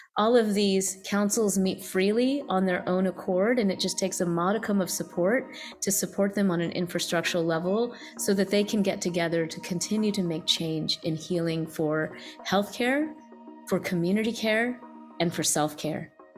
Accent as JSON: {"language": "English", "region": "the South", "country": "United States", "tie": "born or raised there", "said": "growing up as an Indian American, you know, first generation in the South"}